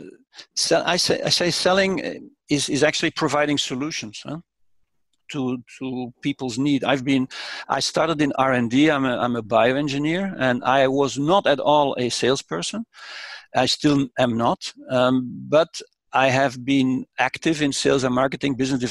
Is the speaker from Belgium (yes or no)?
yes; Brussels, Brussels-Capital Region, Belgium; born and raised in Brussels, which symbolically I grew up a few hundred meters from the European institutions